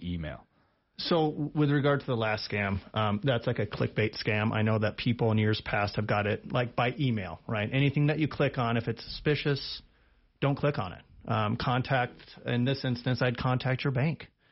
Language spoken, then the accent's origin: English; Big Horn, Wyoming, United States; also born or lived in Laramie, Wyoming; I'm actually from the area. I graduated high school in Bighorn